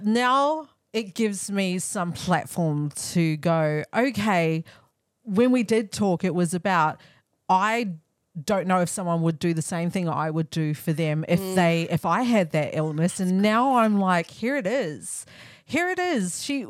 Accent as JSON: {"language": "English", "country": "New Zealand", "said": "I'm New Zealander. I'm Māori"}